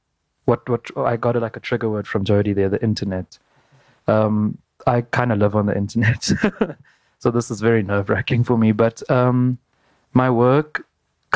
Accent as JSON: {"language": "English", "town": "Makhanda", "region": "Eastern Cape", "country": "South Africa", "tie": "born or raised there", "said": "In Makanda, the spaces that I grew up in were very cisgendered and very masculine"}